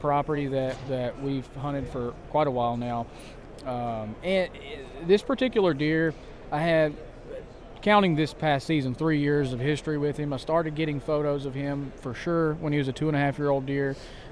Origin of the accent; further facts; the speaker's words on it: Kentucky, United States; also born or lived in South Carolina; I'm born and raised in Kentucky